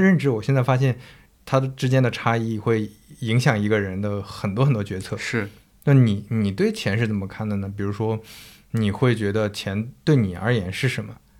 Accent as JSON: {"language": "Chinese", "region": "northern China", "country": "China", "also_born_or_lived": "Zhejiang", "moved": "yes", "said": "我是一个北方人，然后我在浙江那边生活"}